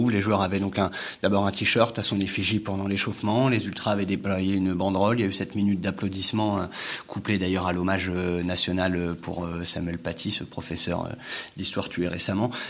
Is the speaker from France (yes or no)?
yes; Le Havre, Normandy, France; je viens du Havre